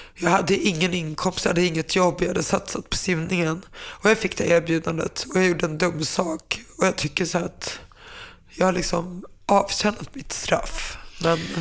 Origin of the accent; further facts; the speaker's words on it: Finland; jag är finne